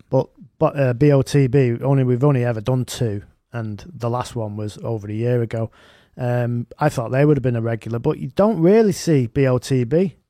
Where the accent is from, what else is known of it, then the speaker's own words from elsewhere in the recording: Manchester, North West England, United Kingdom; I'm from Gorton, me